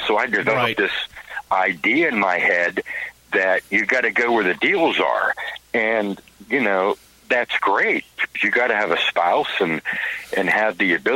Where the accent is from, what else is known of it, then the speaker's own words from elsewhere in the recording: Western Pennsylvania, United States; now in Tennessee, United States; I own the station in my hometown in Western PA